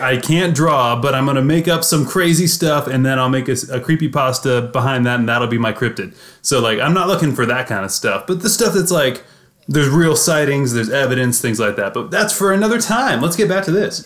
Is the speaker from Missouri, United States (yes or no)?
yes; Missouri, United States